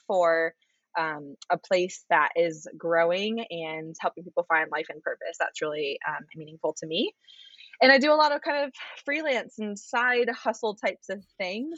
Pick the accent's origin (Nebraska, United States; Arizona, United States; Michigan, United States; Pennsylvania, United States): Arizona, United States; now in Richmond, United States; I live in Richmond, Virginia, which is a city that I have come to really, really love. And um, I didn't expect that. I grew up in Arizona